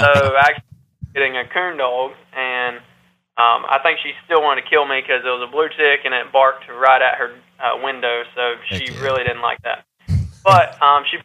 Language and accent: English; Palatka, Florida, United States; we're right here from Florida. Palatka, Florida is really our hometown